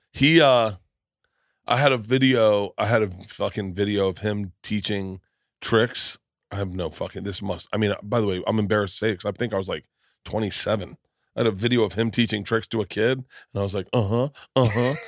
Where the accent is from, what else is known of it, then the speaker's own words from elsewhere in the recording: Florida, United States; I come from Florida and I'm fifty